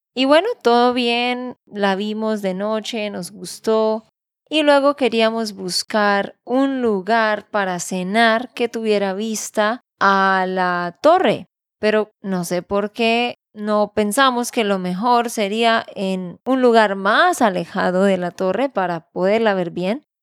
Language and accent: Spanish; Santander, Colombia; de Santander, Colombia